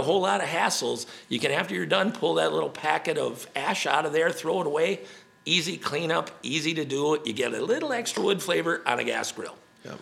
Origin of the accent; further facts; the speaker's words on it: Wisconsin, United States; we're from Wisconsin